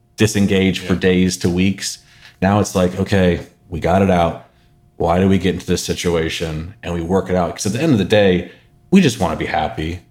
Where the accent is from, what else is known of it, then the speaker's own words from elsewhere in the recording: Northern California, United States; Born and raised Northern California